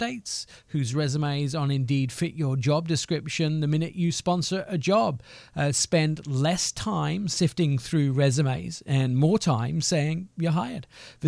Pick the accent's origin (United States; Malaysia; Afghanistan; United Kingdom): United Kingdom; England; I'd have looked like the white pasty boy that I am from England.